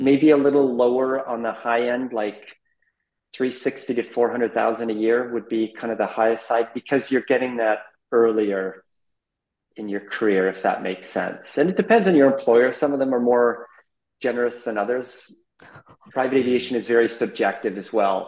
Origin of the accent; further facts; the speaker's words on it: Abbotsford, British Columbia, Canada; moved away as an adult; also born or lived in Amsterdam / Middle East; born and raised in Abbotsford, British Columbia, about an hour east of Vancouver.